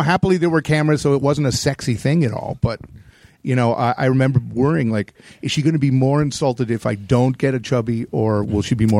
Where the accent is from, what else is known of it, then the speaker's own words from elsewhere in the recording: Connecticut, United States; also born or lived in New Jersey; I grew up in Connecticut